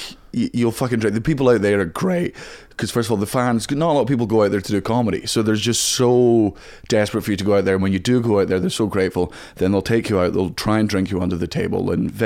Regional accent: Scotland, United Kingdom; I am from Scotland

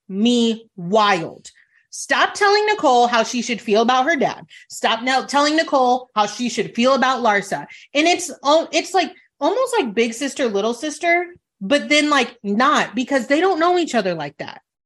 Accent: Italy; moved away; I was born in Italy

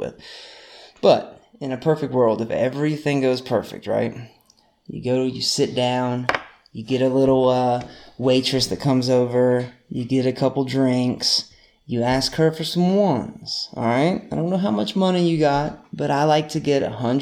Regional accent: North Carolina, United States; We're from North Carolina

